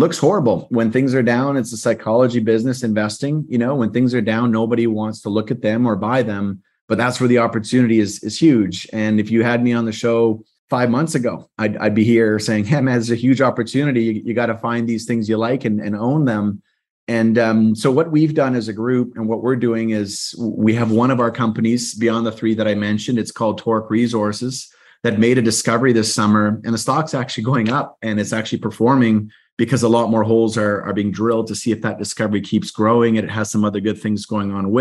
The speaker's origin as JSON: {"language": "English", "country": "Canada", "said": "I'm Canadian"}